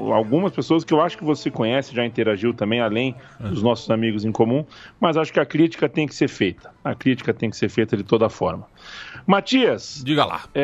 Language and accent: Portuguese; Barbacena, Minas Gerais, Brazil; Quando era pequeno, menino lá em Barbacena